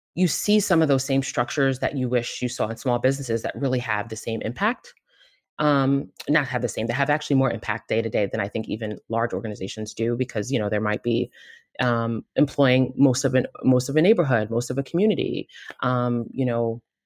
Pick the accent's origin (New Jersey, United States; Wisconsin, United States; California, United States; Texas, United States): New Jersey, United States; Marlboro; also born or lived in Queens, New York; I grew up in New York and New Jersey, pretty much half of each, um, Central Jersey, Marlboro, for anyone from Marlboro, and then Queens, New York